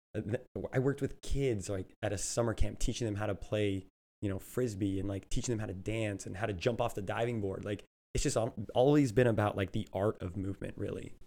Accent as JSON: {"language": "English", "town": "Thornton", "region": "Colorado", "country": "United States", "tie": "born or raised there", "also_born_or_lived": "Fort Collins, Colorado / Vail, Colorado / Fremont, California", "moved": "as an adult", "lives_now": "Bay Area, United States", "said": "Born and raised in Thornton, Colorado"}